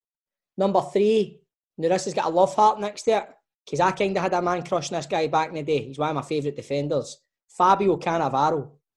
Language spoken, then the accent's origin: English; Scotland, United Kingdom; I'm from Scotland, I'm about as Italian as a fucking local Chippy's pizza